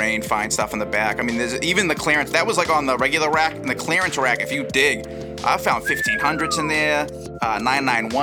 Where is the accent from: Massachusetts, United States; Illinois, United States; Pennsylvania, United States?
Massachusetts, United States; Everett; I'm from Everett